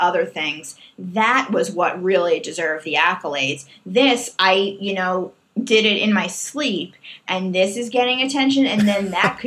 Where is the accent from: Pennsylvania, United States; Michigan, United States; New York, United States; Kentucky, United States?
New York, United States; I am just a New Yorker through and through